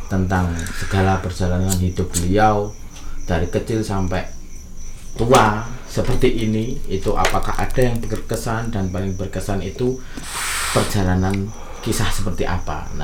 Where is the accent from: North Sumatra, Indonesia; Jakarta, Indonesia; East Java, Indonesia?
Jakarta, Indonesia; born there; now in Yogyakarta, Indonesia; lahir di Jakarta. Lahir di Jakarta.